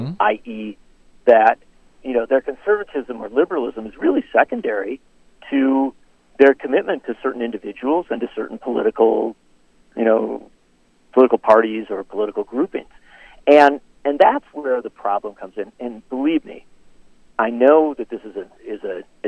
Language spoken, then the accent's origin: English; Racine, Wisconsin, United States; Having been born and raised in Wisconsin